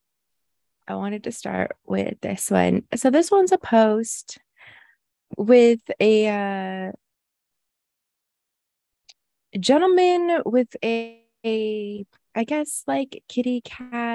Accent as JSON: {"language": "English", "country": "United States", "tie": "born or raised there", "said": "I grew up in America"}